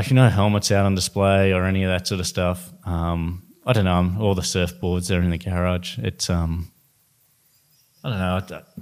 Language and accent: English; Sydney, New South Wales, Australia; I'm from West Sydney